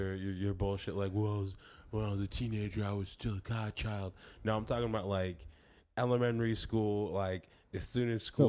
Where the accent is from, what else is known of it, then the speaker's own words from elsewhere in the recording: Rancho Cordova, California, United States; I'm originally, I'm not from Rancho, but I grew up in Rancho, which is a suburb of Sacramento